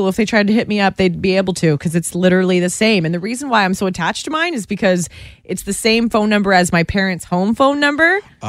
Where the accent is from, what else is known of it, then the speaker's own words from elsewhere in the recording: Guelph, Ontario, Canada; moved away; I'm a 519, which is the original OG area code for Guelph, Ontario, which is where I was born and raised. And I refuse to change it. I've lived all over the place from radio, job to job to job.